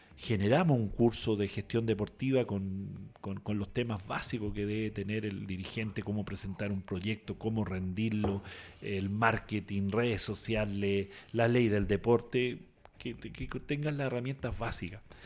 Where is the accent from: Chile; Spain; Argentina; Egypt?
Chile; southern Chile; also born or lived in Osorno, Chile; now in Castro, Chile; yo soy del sur, eh, nacido y criado, eh, estudié en Osorno. Mm. Eh, ya radicado hace 30 años en, Castro